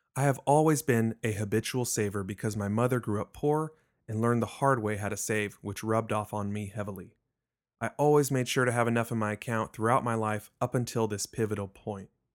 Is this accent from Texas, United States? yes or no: yes; Richardson, Texas, United States; I was born and raised in Richardson, Texas, a suburb of Dallas